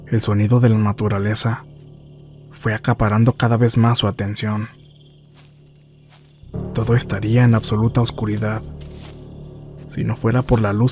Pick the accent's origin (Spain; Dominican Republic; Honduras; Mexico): Mexico; San Luis Acatlán, Guerrero; Toda mi familia y yo somos del estado de Guerrero. Más específicamente, de unos pueblos que pertenecen al municipio de San Luis Acatlán, en la región de Costa Chica.